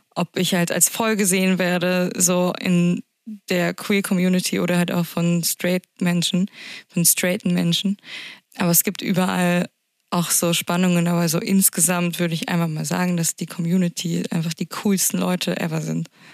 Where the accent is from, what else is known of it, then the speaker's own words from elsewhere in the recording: Berlin, Germany; Als Berlinerin